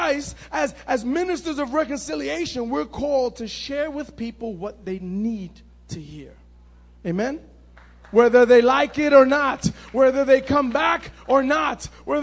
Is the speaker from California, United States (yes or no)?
no; New York City, New York, United States; I grew up in Manhattan on 80